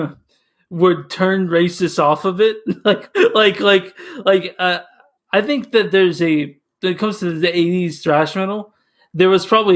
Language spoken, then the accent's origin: English; Dallas, Texas, United States; moved away; growing up in Texas, Dallas